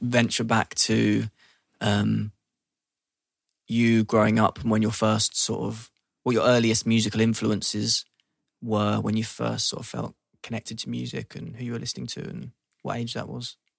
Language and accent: English; London, United Kingdom; growing up in London